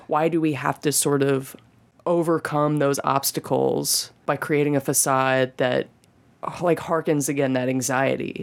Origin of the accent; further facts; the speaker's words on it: Birmingham, Alabama, United States; moved away as an adult; now in Nashville, United States; I grew up in Birmingham, Alabama.